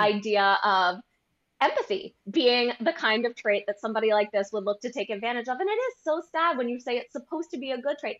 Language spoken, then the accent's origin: English; United States; being American